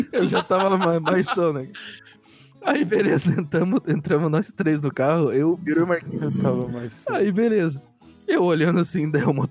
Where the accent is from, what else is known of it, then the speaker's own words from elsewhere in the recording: United States; Portuguese is a second language; Eu, eu sou dos Estados Unidos.